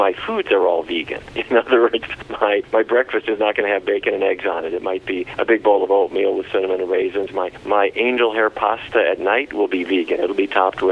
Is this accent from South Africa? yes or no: no; Fargo, North Dakota, United States; when I was a kid growing up in Fargo, North Dakota